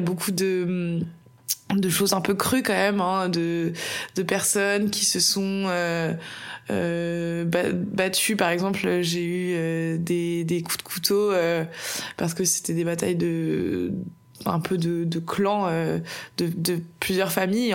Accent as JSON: {"language": "French", "town": "Bordeaux", "region": "Nouvelle-Aquitaine", "country": "France", "tie": "born or raised there", "said": "je suis bordelaise et j'ai passé toute ma vie à Bordeaux."}